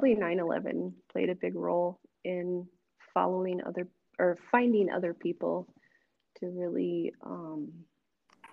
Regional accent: Cedar Falls, Iowa, United States; now in Des Moines, United States; I grew up in Cedar Falls

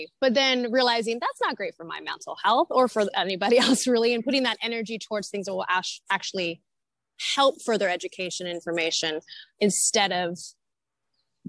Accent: Northern California, United States; moved away; also born or lived in Santa Monica; I'm from Northern California originally

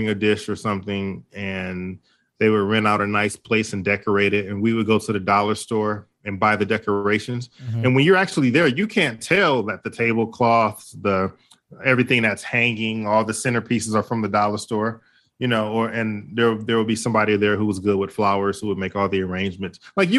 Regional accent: Detroit, Michigan, United States; And you know, what's funny, growing up in Detroit, there was a lot of people who, when they got ready to get married, they didn't really have a lot of money.

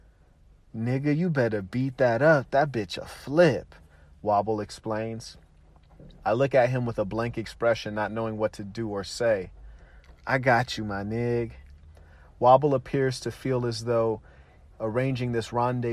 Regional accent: Pasadena, California, United States; where I grew up near Raymond and Woodbury

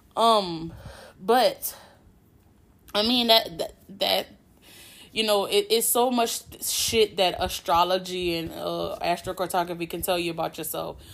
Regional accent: Louisiana, United States; I'm from Louisiana, born and raised, been living here my whole life

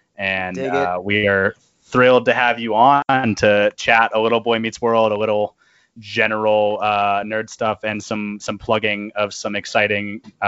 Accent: East Tennessee, United States; moved away as an adult; also born or lived in Murfreesboro, Tennessee; now in Chicago, United States; I grew up in East Tennessee, but I went to school in Murfreesboro to Middle Tennessee State.

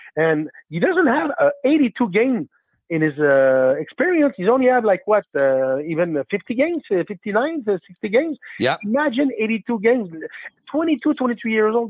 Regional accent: Quebec, Canada; also born or lived in Blainville; I'm French Canadian. I, am uh, living in Blainville

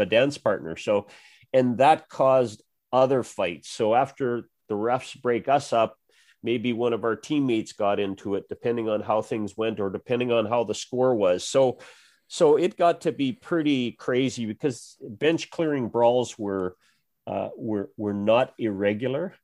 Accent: Western Canada, Canada; growing up in Western Canada

